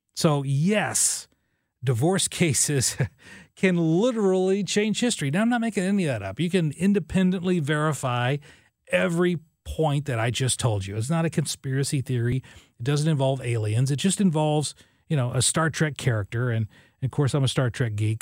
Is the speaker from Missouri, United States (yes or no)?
no; Illinois, United States; moved away; I'm from Illinois